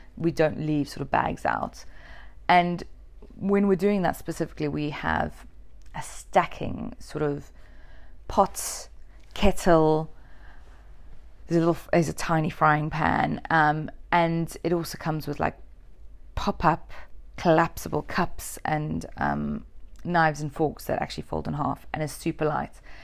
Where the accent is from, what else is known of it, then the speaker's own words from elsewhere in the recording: Durban, KwaZulu-Natal, South Africa; moved away; I'm actually South African. And where I grew up was actually very warm. It was something like three hundred and twenty, forty days of sunshine a year. Um, the coldest it got in Durban, South Africa